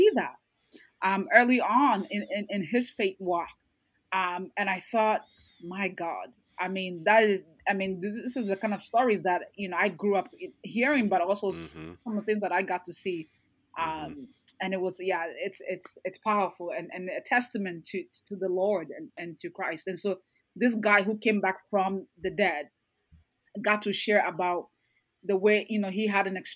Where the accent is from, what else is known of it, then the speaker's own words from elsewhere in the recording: Ghana; moved away; I grew up in Ghana part of my life